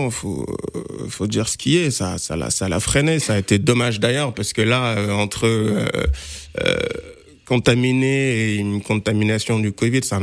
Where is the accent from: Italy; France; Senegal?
Senegal; moi, je suis sénégalais